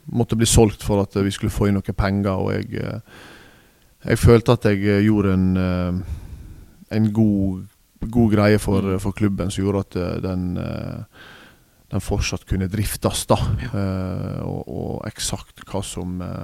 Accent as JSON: {"language": "Norwegian", "town": "Nordfjordeid", "region": "Vestland", "country": "Norway", "moved": "yes", "said": "jeg er fra Nordfjordeid"}